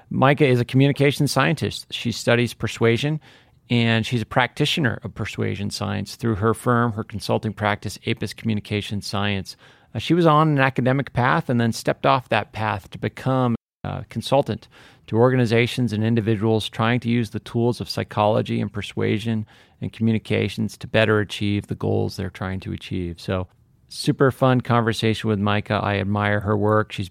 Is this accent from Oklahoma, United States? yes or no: no; St. Louis, Missouri, United States; moved away as an adult; also born or lived in Texas; So I grew up in St. Louis.